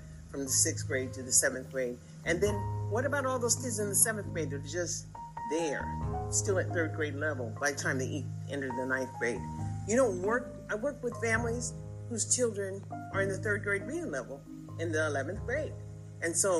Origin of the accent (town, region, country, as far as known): United States